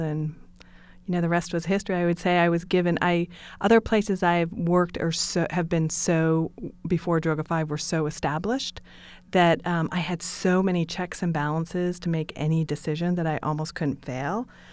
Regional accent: New Sharon, Maine, United States; moved away; I grew up in Western Maine, which is Stephen King country. If you can imagine Stephen King, uh, movies, books, that's exactly where I'm from, a tiny town called New Sharon

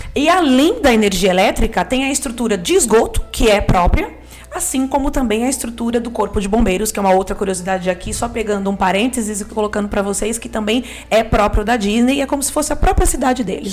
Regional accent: Brazil; enquanto brasileiro

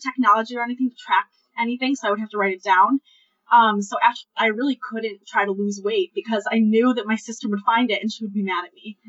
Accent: Ann Arbor, Michigan, United States; I'm 24 years old, and I am from Ann Arbor, Michigan

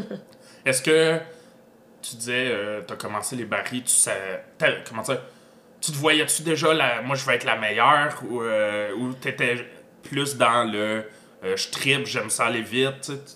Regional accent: Granby, Quebec, Canada; je viens de Granby

